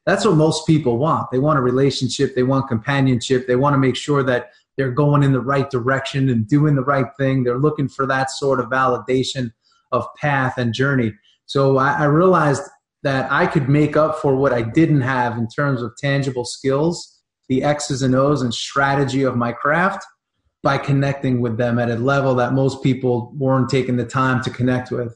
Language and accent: English; New York, United States; growing up in New York around, you know, the Italian table